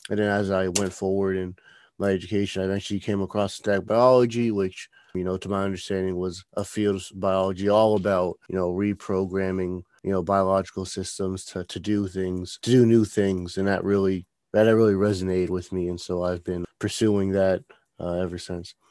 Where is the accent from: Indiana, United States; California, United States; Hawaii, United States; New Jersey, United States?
New Jersey, United States; moved away; I'm originally from New Jersey